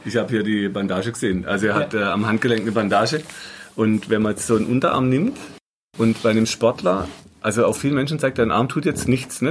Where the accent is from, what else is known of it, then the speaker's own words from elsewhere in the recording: Black Forest, Baden-Württemberg, Germany; ich bin halt in Schwarzwald aufgewachsen